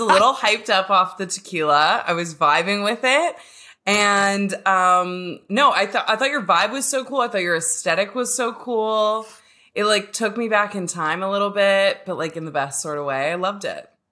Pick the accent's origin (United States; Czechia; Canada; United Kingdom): Canada; I'm a lesbian from Canada